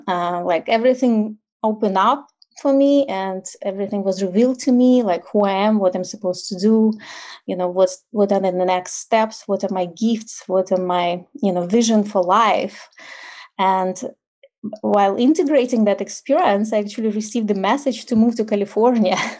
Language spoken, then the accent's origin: English; Ukraine; English is a second language; moved away as an adult; now in United States; I grew up in like post-Soviet Ukraine